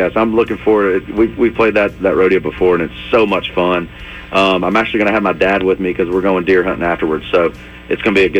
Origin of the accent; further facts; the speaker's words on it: Tullahoma, Tennessee, United States; I named the album Tullahoma because it is a tip of the hat to my hometown.